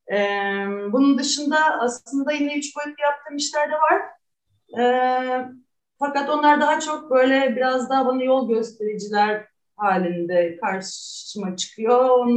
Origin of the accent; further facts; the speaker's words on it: Istanbul, Turkey; also born or lived in Münster, Germany / Halle, Germany; ben 1985 yılında doğdum İstanbul'da